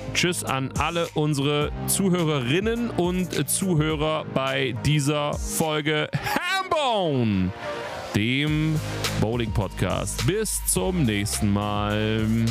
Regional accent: near Weimar, Thuringia, Germany; moved away; Weimar, meine, meine alte Heimat fast

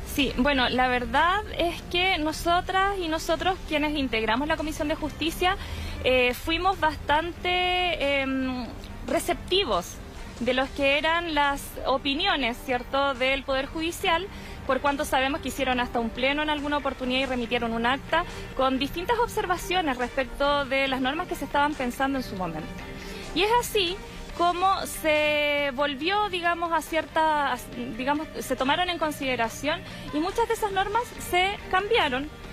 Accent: Arauco Province, Biobío, Chile; yo vengo de la provincia de Arauco.

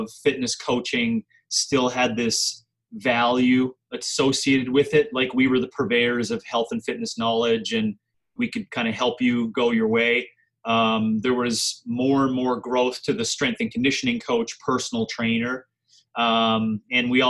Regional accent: Wabush, Newfoundland and Labrador, Canada; moved away as an adult; also born or lived in St. John's, Newfoundland / Calgary, Alberta; now in Scottsdale, United States; I'm actually from Newfoundland, born and raised in Wabush, Labrador, a really small community up in northern Labrador

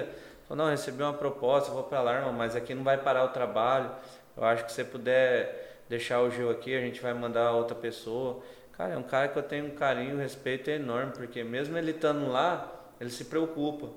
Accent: Brazil; eu sou brasileiro

